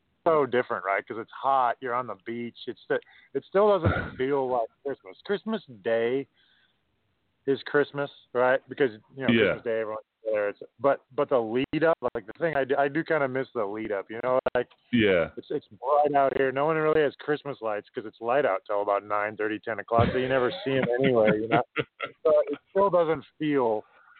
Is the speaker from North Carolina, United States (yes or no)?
no; Minnesota, United States; moved away as an adult; now in New Zealand; I grew up in Minnesota and I miss the winters.